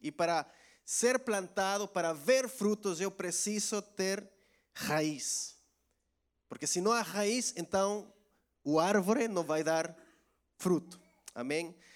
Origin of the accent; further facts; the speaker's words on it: El Salvador; Portuguese is a second language; moved away as an adult; now in Portugal; em minha terra, lá em El Salvador